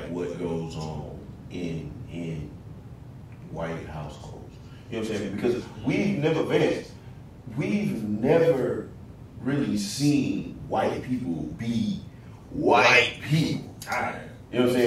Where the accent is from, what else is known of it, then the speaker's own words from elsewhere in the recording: Spring, Texas, United States; moved away as an adult; also born or lived in Houston, Texas; now in Norfolk, United States; Houston, Northside, Houston, Texas. By way of I used to come, but grew up in Spring, Texas